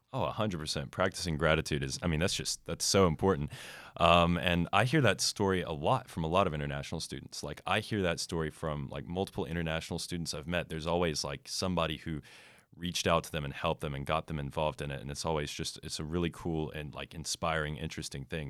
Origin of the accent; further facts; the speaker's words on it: United States; United States